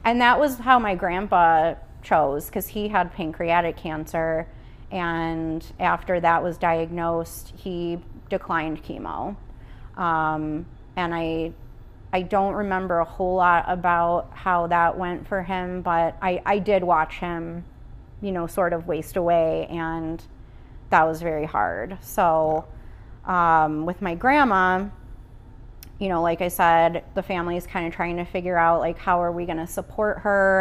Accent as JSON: {"language": "English", "town": "Oswego", "country": "United States", "tie": "born or raised there", "also_born_or_lived": "Chicago / Iowa", "moved": "as an adult", "said": "I was born and raised in Oswego, uh, back here after a couple years in Chicago and then a couple years in Iowa"}